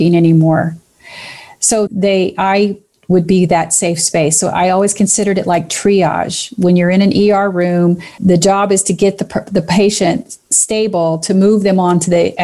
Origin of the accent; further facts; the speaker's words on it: Kentucky, United States; I'm from Kentucky, so every once in a while, a hill which you climb to get up to the top becomes a heel